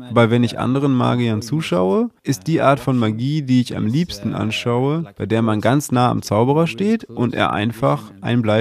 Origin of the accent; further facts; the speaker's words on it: Gothenburg, Västra Götaland, Sweden; In Göteborg, wo ich herkomme, haben wir zum Beispiel ein Stadion namens Ulevi.